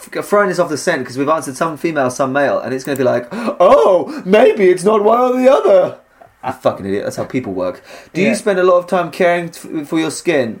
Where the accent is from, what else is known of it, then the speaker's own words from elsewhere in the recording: United Kingdom; We're British. We didn't play softball